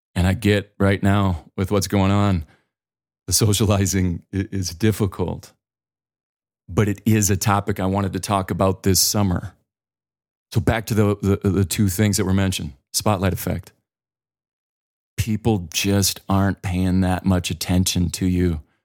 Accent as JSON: {"language": "English", "region": "the Dakotas", "country": "United States", "also_born_or_lived": "Boulder, Colorado", "moved": "as an adult", "said": "I'm from the Dakotas"}